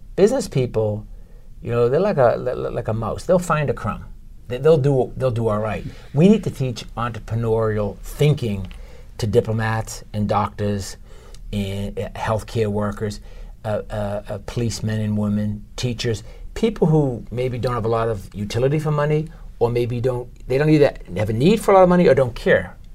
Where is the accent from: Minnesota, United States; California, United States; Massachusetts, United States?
Massachusetts, United States; Watertown; we grew up in Watertown